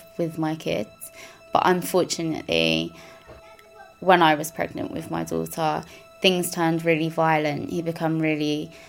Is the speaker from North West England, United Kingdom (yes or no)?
no; Croydon, London, United Kingdom; I was born in Croydon. I was raised by my mum in a single parent household.